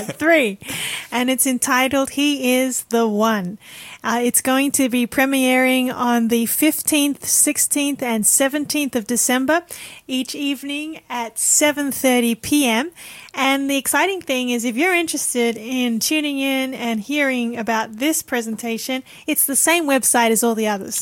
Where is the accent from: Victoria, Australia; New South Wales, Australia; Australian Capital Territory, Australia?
New South Wales, Australia; Sydney; I grew up in Sydney